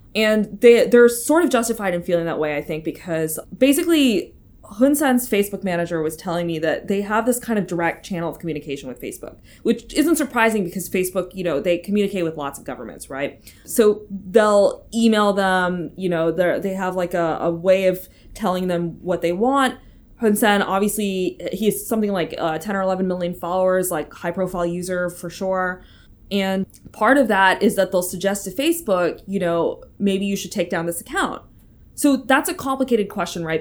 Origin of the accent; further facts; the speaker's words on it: United States; moved away; as an American, like, living abroad